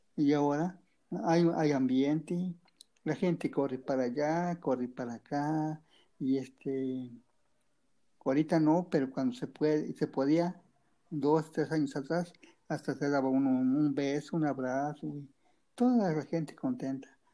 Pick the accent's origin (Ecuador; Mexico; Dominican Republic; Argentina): Mexico; yo soy de Tecomatepe municipio de de la es una comunidad tranquila